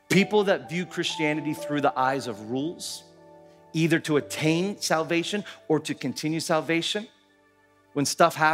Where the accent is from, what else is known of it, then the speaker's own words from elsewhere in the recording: Philippines; When I grew up here in the Philippines in the late 80s and the early 90s, a ton, ton of kidnapping.